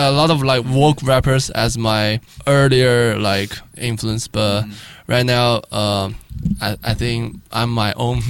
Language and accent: English; Shanghai, China; also born or lived in Los Angeles, United States / Guangzhou; I'm from Shanghai, and then yeah, go to UCLA for college and then come back.